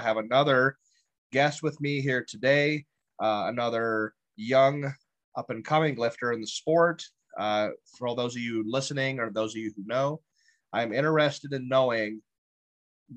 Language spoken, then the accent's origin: English; Ohio, United States; We're from Ohio as well